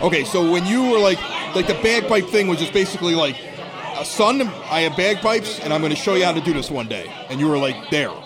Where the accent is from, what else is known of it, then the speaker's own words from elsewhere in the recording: Evergreen Park, Illinois, United States; I'm from Evergreen Park